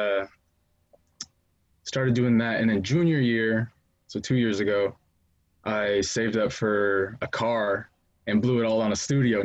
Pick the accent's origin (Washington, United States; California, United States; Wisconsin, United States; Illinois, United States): Washington, United States; Renton; I'm from like the Renton, Kent area